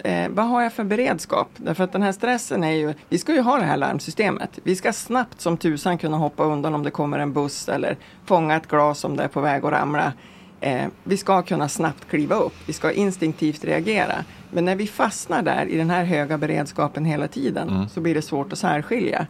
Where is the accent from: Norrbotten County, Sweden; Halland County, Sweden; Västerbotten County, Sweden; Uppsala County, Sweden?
Västerbotten County, Sweden; Vilhelmina; also born or lived in Lycksele / Stockholm; now in Mellansel, Sweden; Jag kommer från alltså, Vilhelminafjällen från början, sen är det mm. Lycksele och sen nu bor jag i eh, världsmetropolen Mellansel utanför Örnsköldsvik.